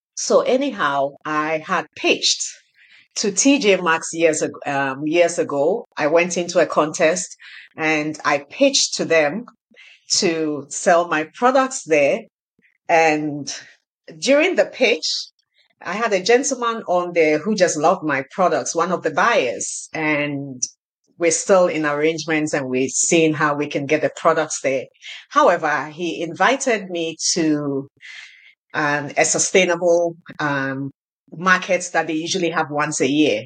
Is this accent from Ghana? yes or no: yes; Ghana; now in Canada; I grew up in Ghana